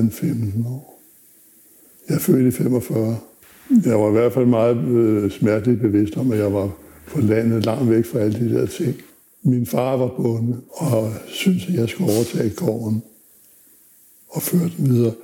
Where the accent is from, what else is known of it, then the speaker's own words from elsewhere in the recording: Zealand, Denmark; also born or lived in Funen; Jeg er født på Fyn, var opvokset på Sjælland, på landet.